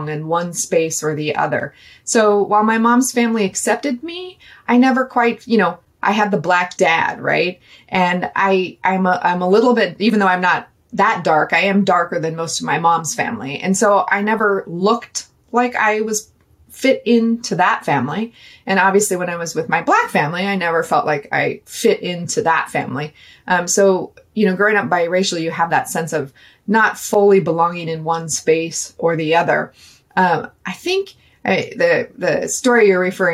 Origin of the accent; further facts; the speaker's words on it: Seattle, Washington, United States; I grew up in Seattle, Washington